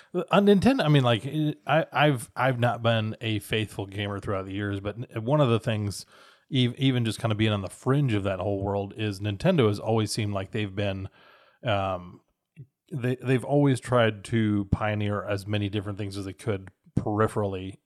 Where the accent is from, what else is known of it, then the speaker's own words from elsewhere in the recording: Minnesota, United States; in my childhood, growing up in Minnesota